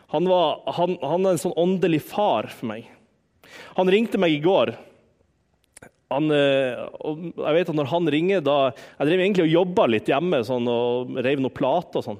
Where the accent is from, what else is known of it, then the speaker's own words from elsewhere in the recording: Harstad, Troms, Norway; Hjemme i Harstad så, Jeg har jo fortalt en del om bestemor. Bestemor var en sånn åndelig mor for meg.